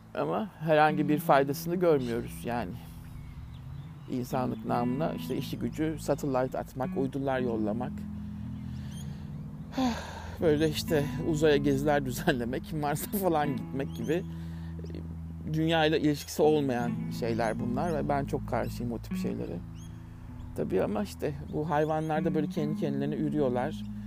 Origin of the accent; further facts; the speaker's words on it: Turkey; moved away as an adult; bir Türk olarak